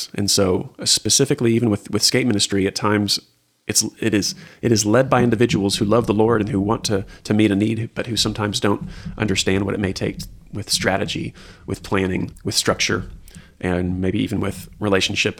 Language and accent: English; Houston, Texas, United States; also born or lived in Lubbock, Texas / Austin, Texas; now in Waco, United States; born and raised in Houston, spent time in Lubbock, lived in Austin, kind of back to Houston for some years